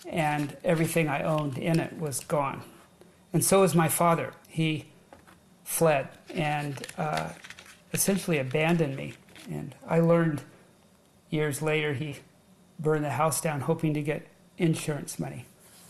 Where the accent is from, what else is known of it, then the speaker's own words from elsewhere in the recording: Long Beach, California, United States; also born or lived in Orange County, California; I was born and raised in Southern California, born in Long Beach, and my family, when I was just 12 or 13 years old, relocated to Orange County